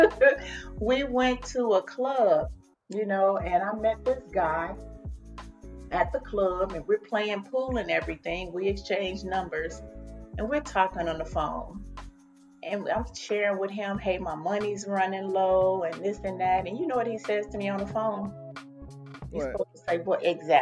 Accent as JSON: {"language": "English", "town": "Chicago", "region": "Illinois", "country": "United States", "tie": "born or raised there", "moved": "as an adult", "lives_now": "Atlanta, United States", "said": "growing up in Chicago, we could just walk down the street to the church."}